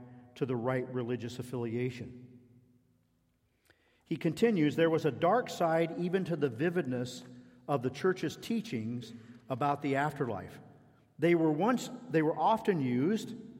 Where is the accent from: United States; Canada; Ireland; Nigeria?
United States; a young man growing up in American evangelicalism in the 1960s and 70s